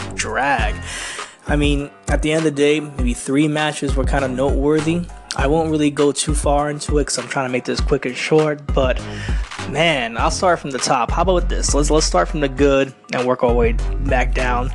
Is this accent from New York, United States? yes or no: yes; New York City, New York, United States; Brooklyn, New York, my home state. Not my home city. I'm just a little borough right next to it from the Bronx, New York.